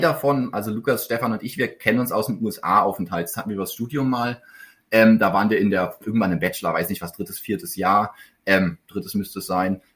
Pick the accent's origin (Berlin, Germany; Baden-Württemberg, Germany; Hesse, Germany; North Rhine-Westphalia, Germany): Berlin, Germany; moved away as an adult; also born or lived in Hamburg / Karlsruhe; in Hamburg geboren, aber so früh nach Berlin gezogen, dass ich es gar nicht mehr weiß. Ähm, und dann in Berlin aufgewachsen bis zum Abi